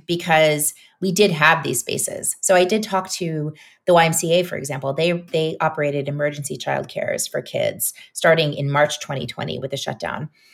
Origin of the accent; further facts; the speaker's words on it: New Orleans, Louisiana, United States; now in Brooklyn, United States; New Orleans is my hometown